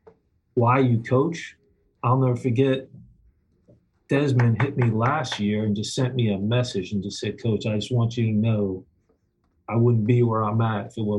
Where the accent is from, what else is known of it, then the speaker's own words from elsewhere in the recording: Long Island, New York, United States; moved away as an adult; back from Long Island, where I'm from, and we have a camp. My brother has a camp back in my hometown